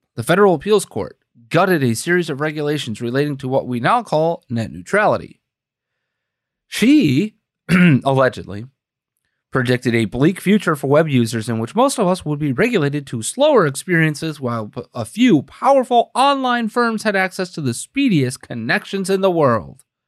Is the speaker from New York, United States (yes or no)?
no; Green Bay, Wisconsin, United States; my hometown newspaper, right? Green Bay, Wisconsin